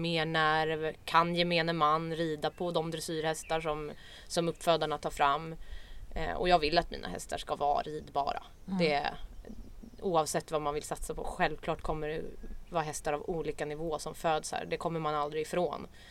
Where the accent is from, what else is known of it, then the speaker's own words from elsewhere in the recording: Stockholm, Stockholm County, Sweden; jag är från Stockholm. Eh, uppvuxen i förorten